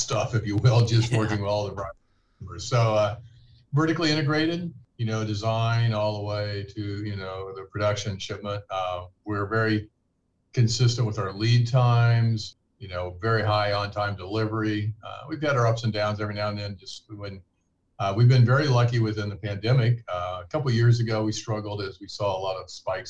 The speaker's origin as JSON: {"language": "English", "town": "Kansas City", "region": "Missouri", "country": "United States", "tie": "born or raised there", "moved": "as an adult", "said": "I'm from Missouri, grew up in Kansas City"}